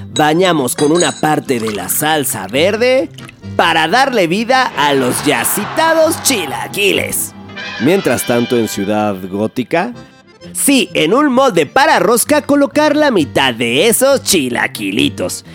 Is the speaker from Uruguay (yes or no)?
no; Mexico; somos mexicanos